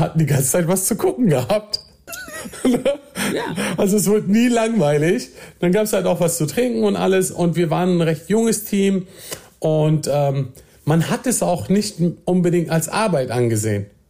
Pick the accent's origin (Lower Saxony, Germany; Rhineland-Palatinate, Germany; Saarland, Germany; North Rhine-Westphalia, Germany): Lower Saxony, Germany; Nordhorn; moved away as an adult; also born or lived in Osnabrück; now in Berlin, Germany; wir haben äh, in Nordhorn gewohnt. Das ist so eine kleine, süße kleine Stadt an der holländischen Grenze. Ja. Und äh, dort bin ich zur Schule gegangen, dort bin ich groß geworden